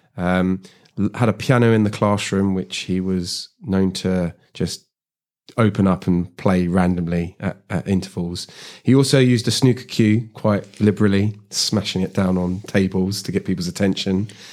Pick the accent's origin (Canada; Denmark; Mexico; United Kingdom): United Kingdom; London; I grew up in South Harrow